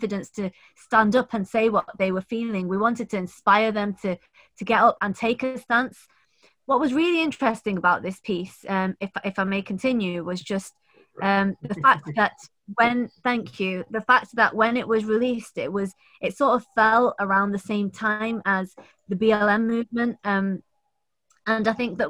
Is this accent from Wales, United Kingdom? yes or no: no; Manchester, North West England, United Kingdom; I'm from Manchester